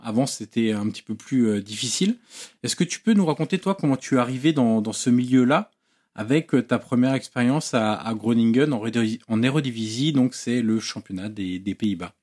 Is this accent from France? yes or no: yes; Auxerre, Bourgogne-Franche-Comté, France; Je suis originaire d'Auxerre